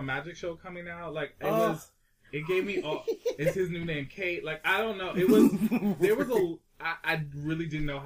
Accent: Chicago, Illinois, United States; moved away; I'm from Chicago.

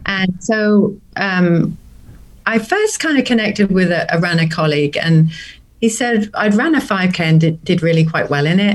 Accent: near Norwich, Norfolk, East of England, United Kingdom; moved away as an adult; now in Stillwater, United States; I'm originally from a place called the nearest town is Norwich. It's in Norfolk, in the UK

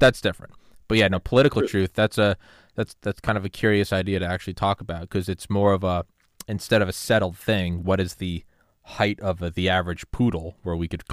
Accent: New England, United States; I'm from New England

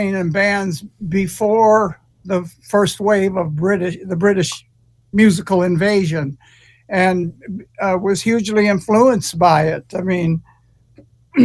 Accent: Detroit, Michigan, United States; now in California, United States; in the city of Detroit. Yeah. I was born in Lincoln Hospital, April 30th, 1948

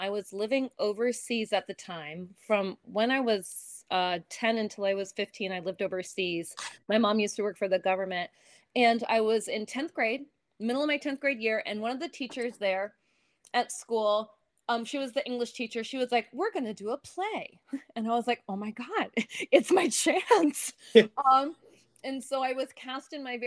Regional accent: Bethlehem, Pennsylvania, United States; moved away; I grew up in Bethlehem, Pennsylvania

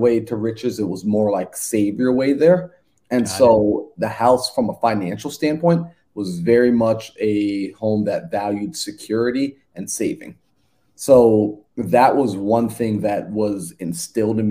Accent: Long Island, New York, United States; I'm originally from New York. Born and raised out in Long Island, New York, and I was born to two Caribbean parents

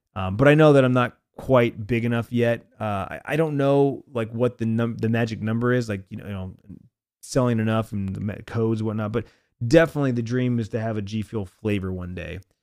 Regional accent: Arizona, United States; born or raised there

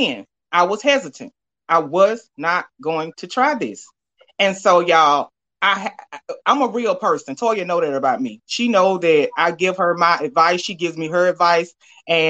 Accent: Alabama, United States; I'm from Bama

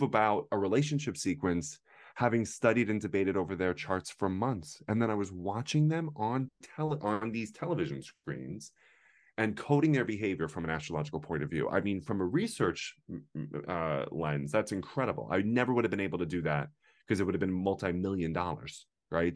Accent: United States; I'm the only American in the whole thing

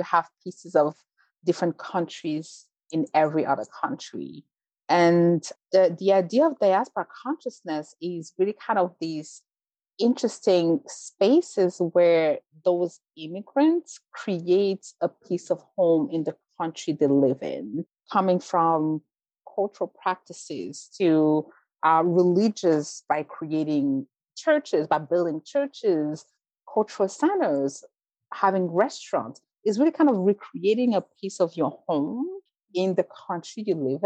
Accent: Belgium; moved away as an adult; also born or lived in Rwanda; now in United States; I was born in Rwanda, grew up in Belgium, moved to the US as an adult.

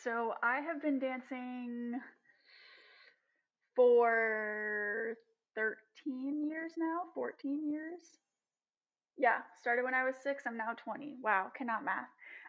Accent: New York City, New York, United States; I am born and raised in New York City in Manhattan, and now my family lives in the Bronx.

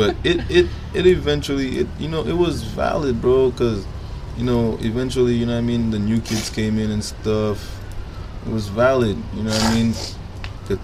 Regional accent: Brooklyn, New York, United States; born there; I was born in Brooklyn, you know, I was born here. It's just that my family's from the Caribbean, the island, St. Lucia

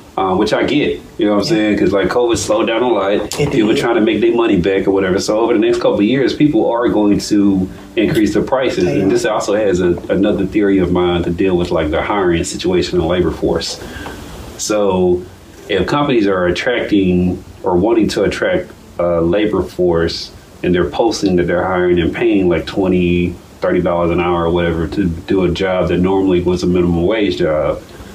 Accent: Nashville, Tennessee, United States; also born or lived in Fort Valley, Georgia; now in Macon, United States; I'm from Nashville, Tennessee

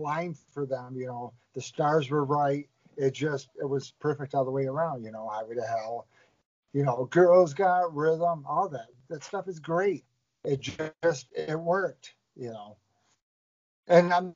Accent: New York, United States; Being from New York

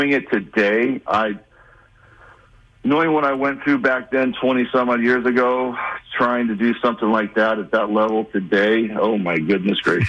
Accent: Los Angeles, California, United States; my hometown team, the Dodgers

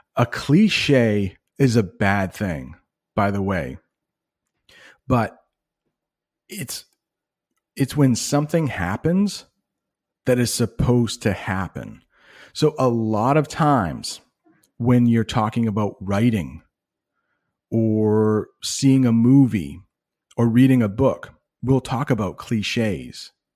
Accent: United States; I'm an American guy

